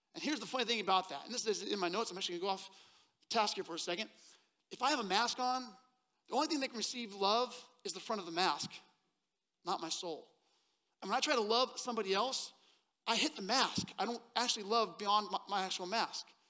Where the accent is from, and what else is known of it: Seattle, Washington, United States; born or raised there; moved away as an adult; now in Texas, United States